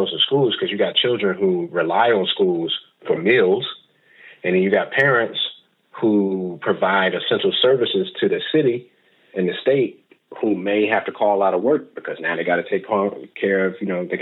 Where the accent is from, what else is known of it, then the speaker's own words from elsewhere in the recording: North Carolina, United States; My home state